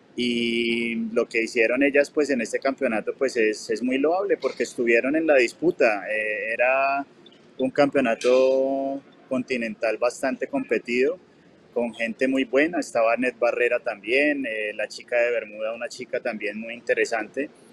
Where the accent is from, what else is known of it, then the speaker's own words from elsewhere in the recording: Bogotá, Colombia; now in Medellín, Colombia; Bogotá. Estás en mi tierra.